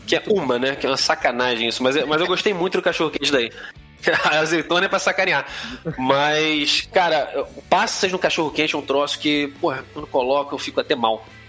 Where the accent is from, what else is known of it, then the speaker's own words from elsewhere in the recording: Rio de Janeiro, Brazil; eu fosse carioca